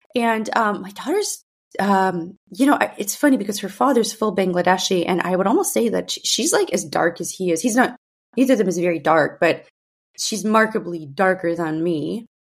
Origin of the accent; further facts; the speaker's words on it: San Francisco, California, United States; first language Russian; English is a second language; when I was growing up in the San Francisco school district